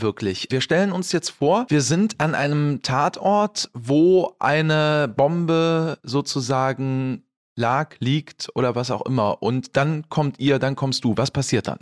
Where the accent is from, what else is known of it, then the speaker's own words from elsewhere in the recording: Bergisches Land, North Rhine-Westphalia, Germany; ich bin ja auch im Wald groß geworden. Also ich komme ja aus dem Bergischen Land